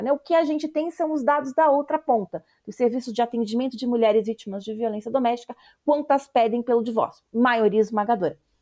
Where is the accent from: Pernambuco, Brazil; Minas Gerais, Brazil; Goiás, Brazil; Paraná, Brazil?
Paraná, Brazil; accent: paranaense, with interior of São Paulo and a touch of Recife; moved away as an adult; also born or lived in Campinas / São Paulo; eu sou uma paranaense que trabalhou e estudou em Campinas e em São Paulo por 10 anos